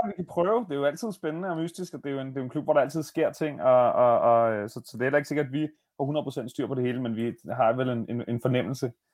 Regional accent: Bornholm, Capital Region of Denmark, Denmark; now in Copenhagen, Denmark; da jeg så flyttede fra Bornholm, hvor jeg er vokset op

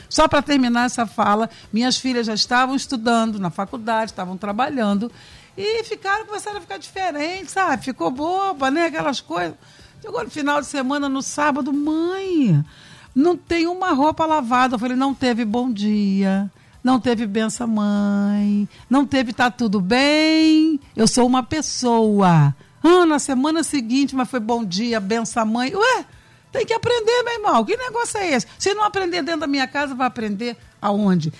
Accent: Brazil; eu sou brasileira, dá licença. Esquecendo partido, tudo, eu sou brasileira, ponto

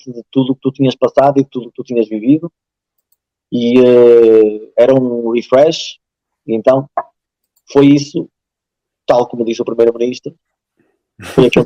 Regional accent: Portugal; moved away as an adult; eu nasci em Portugal e vim para aqui depois com 4

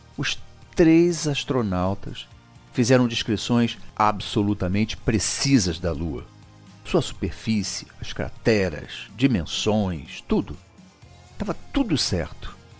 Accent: Brazil; a nossa história de brasileiros

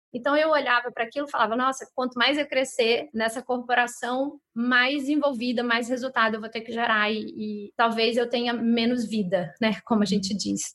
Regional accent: São Luís, Maranhão, Brazil; moved away as an adult; also born or lived in Rio de Janeiro; voltar a morar na, na minha cidade natal, onde a minha mãe estava

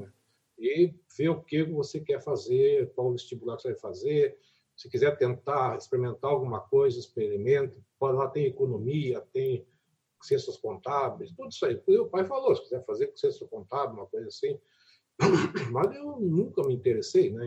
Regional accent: Brazil; also born or lived in Curitiba; lá na minha cidade, que era é longe de Curitiba, longe de Florianópolis

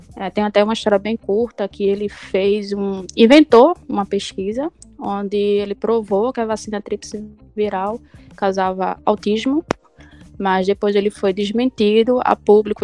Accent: Jaboatão dos Guararapes, Pernambuco, Brazil; sou de Jabotão mesmo

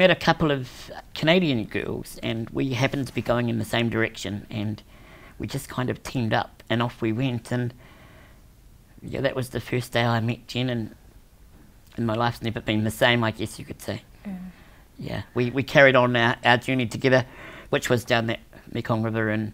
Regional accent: New Zealand; I was born in New Zealand.

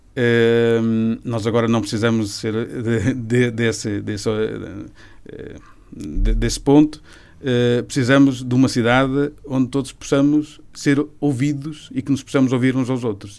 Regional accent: Tarouca, Norte, Portugal; eu sou de uma aldeia do Conselho de Tarouca que praticamente não tem pessoas

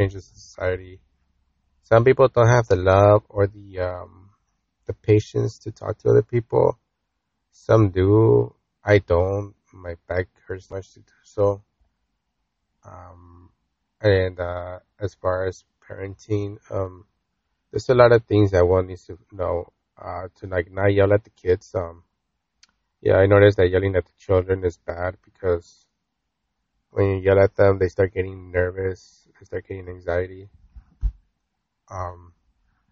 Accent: United States; growing up in America

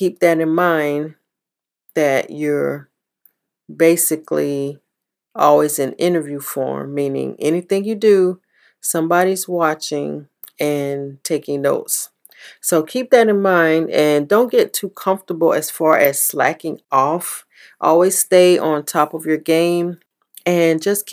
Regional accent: the South, United States; Growing up in the South

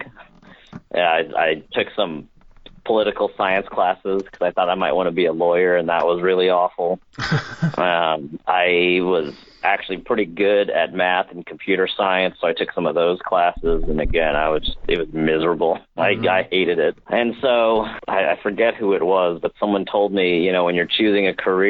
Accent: St. Louis, Missouri, United States; moved away as an adult; also born or lived in Galena, Missouri; we're from St. Louis

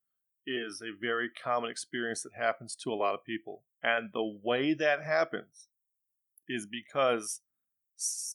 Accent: United States; I'm an American

